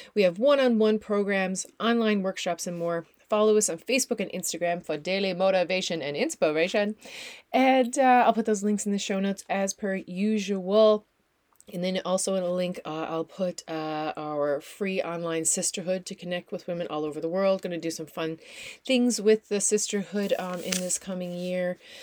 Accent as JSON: {"language": "English", "region": "Newfoundland and Labrador", "country": "Canada", "also_born_or_lived": "Netherlands", "moved": "yes", "lives_now": "New Brunswick, Canada", "said": "I am a Newfoundlander and Canadian."}